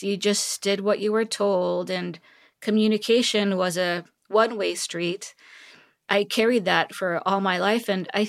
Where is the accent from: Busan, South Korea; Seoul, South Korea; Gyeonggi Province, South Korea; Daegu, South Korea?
Seoul, South Korea; also born or lived in California; now in Texas, United States; I was born and raised in Seoul, Korea. And I went to school in California. And upon graduation, I moved to Texas. So yeah, it's been quite a while, 16, 17 years since I've been in Texas.